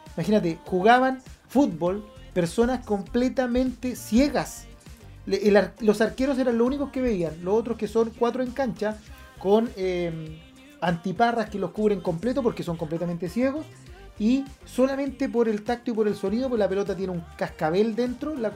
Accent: Chile

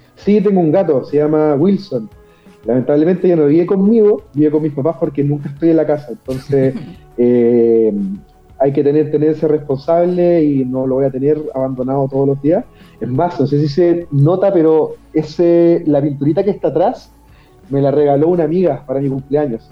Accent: Concepción, Biobío, Chile; En Concepción, 100% penquista, toda la vida acá

